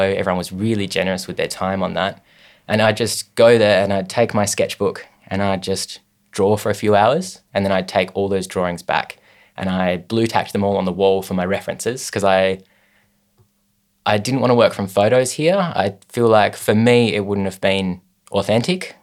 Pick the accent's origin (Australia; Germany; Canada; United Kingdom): Australia; Hobart, Tasmania; I was born in Hobart in 1995.